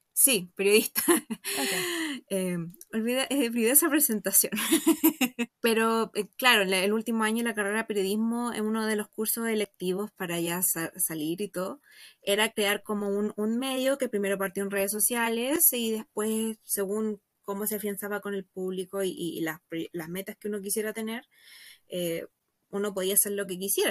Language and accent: Spanish; Santiago, Santiago Metropolitan Region, Chile; Yo soy de Santiago, estoy aquí